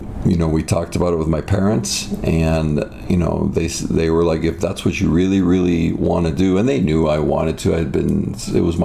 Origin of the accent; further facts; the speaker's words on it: Toronto, Ontario, Canada; now in United States; my childhood was great. It was in the Greater Toronto area.